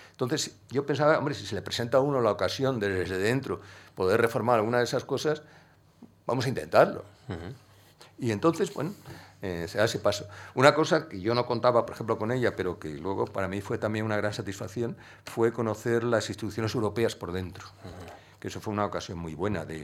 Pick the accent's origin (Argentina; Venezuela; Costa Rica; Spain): Spain; Andalusia; yo el carácter no le he perdido, yo sigo siendo muy andaluz de carácter.